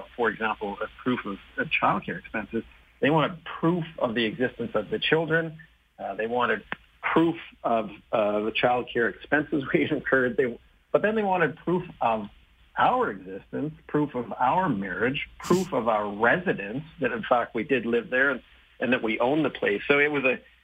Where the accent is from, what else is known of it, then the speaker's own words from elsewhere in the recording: Saskatchewan, Canada; I was born in Saskatchewan, and we had both of our kids here in Saskatoon